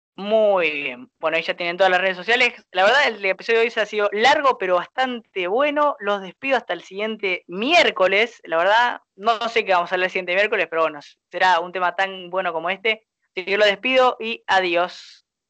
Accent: Argentina; apasionado que somos los argentinos

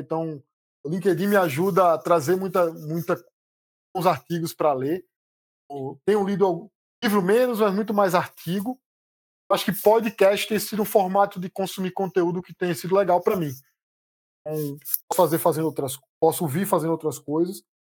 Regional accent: Recife, Pernambuco, Brazil; born or raised there; accent: Recife accent; moved away as an adult; also born or lived in Campinas; now in São Paulo, Brazil

